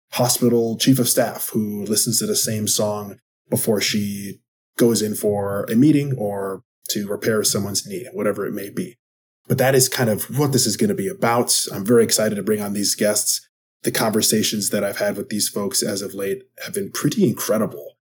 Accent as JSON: {"language": "English", "region": "Wisconsin", "country": "United States", "said": "I am from Wisconsin."}